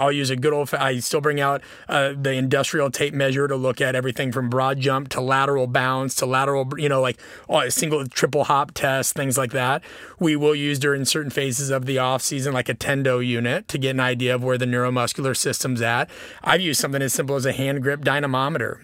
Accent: Nebraska, United States; moved away; also born or lived in Illinois; growing up in Nebraska

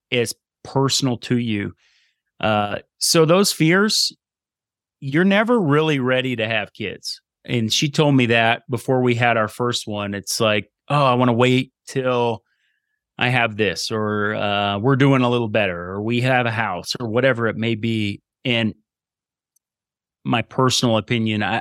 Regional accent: East Coast, United States; we're from the East Coast, and I keep moving her more and more west

